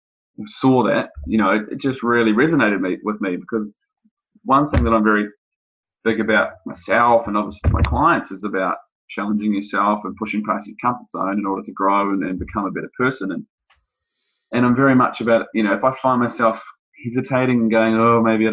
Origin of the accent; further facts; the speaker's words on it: New Zealand; moved away as an adult; also born or lived in United Kingdom; now in Sydney, Australia; having grown up in New Zealand. My accent may come through to some of you